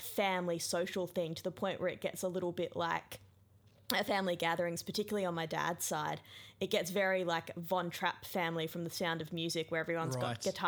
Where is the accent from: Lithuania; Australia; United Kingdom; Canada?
Australia; Emerald, Queensland; also born or lived in Brisbane / Rockhampton; When I was just before I started grade one, and just before my brother was born, we moved from Brisbane to a little town called Emerald